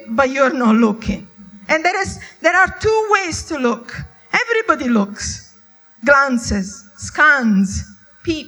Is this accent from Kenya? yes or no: no; Italy; I was brought up in Italy